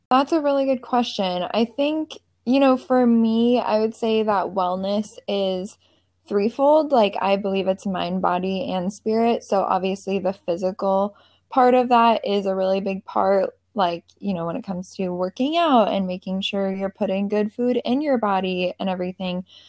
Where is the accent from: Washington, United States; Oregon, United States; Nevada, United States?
Washington, United States; Seattle; moved away as an adult; now in Charleston, United States; I'm from the Seattle area.